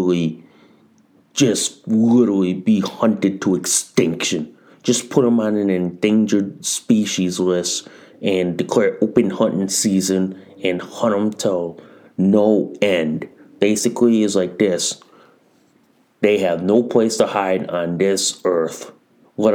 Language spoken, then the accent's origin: English; United States; being an American